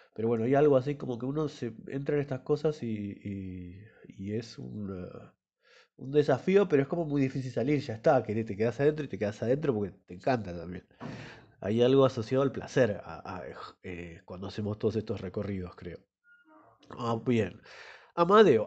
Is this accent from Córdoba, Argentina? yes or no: no; Esquel, Chubut, Argentina; born or raised there; now in La Plata, Argentina